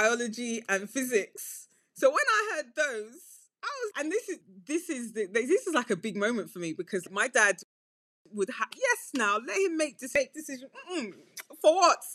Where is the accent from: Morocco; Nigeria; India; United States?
Nigeria; now in United Kingdom; I'm Nigerian